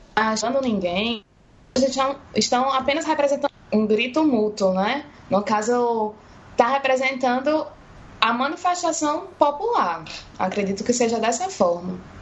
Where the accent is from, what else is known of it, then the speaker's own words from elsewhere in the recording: Natal, Rio Grande do Norte, Brazil; Eu sou daqui de Natal, esse sotaque que dá pra, pra reconhecer de longe